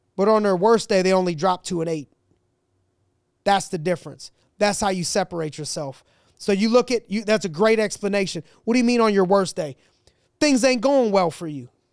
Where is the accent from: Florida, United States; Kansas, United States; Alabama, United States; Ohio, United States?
Ohio, United States; I'm from Ohio, that's where I was born, I was raised a Browns fan